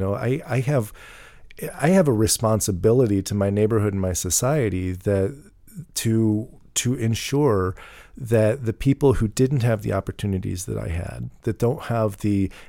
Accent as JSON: {"language": "English", "region": "Missouri", "country": "United States", "tie": "born or raised there", "said": "Because I grew up in these in St. Charles County, because I went to private school"}